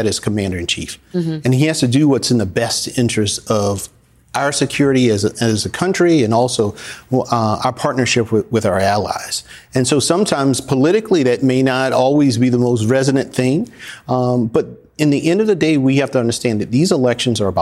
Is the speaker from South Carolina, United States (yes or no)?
yes; Orangeburg, South Carolina, United States; Come back to my hometown of Orangeburg